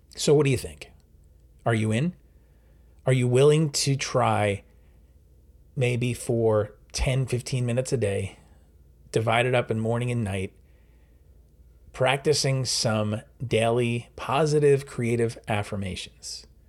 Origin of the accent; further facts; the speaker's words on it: New York, United States; now in New Jersey, United States; I'm from New York, uh, I live in New Jersey